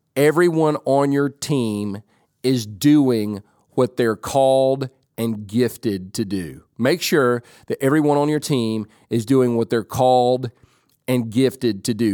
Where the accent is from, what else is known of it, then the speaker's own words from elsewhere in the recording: Whittier, California, United States; I was born in California, but not in San Jose. I was born in Whittier.